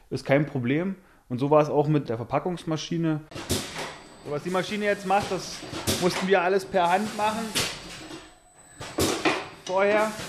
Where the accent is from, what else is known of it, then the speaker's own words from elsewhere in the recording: Germany; Und da haben wir uns gefreut, überhaupt als Deutsche dann auch von einer Schweizerin angerufen werden